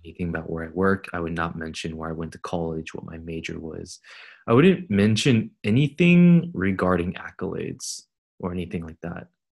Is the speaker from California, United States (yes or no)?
yes; Fremont, California, United States; growing up in Fremont, it's slightly different demographically